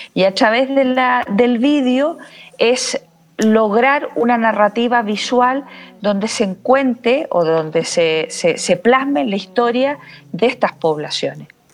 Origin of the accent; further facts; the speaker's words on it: Chile; moved away as an adult; also born or lived in Barcelona, Spain; soy chilena, pero salí de Chile a los 26 años eh, para hacer un doctorado en fotografía y vídeo eh, en la Universidad de Barcelona